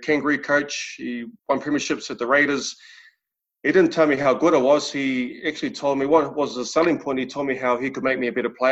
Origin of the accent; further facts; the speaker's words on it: Wainuiomata, Wellington, New Zealand; I was brought up in Wanu Omata, a small town in Wellington